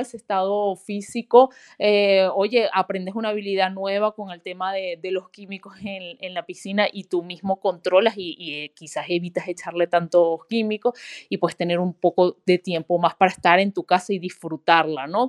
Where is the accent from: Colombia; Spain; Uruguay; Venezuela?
Venezuela; moved away as an adult; yo vengo de Venezuela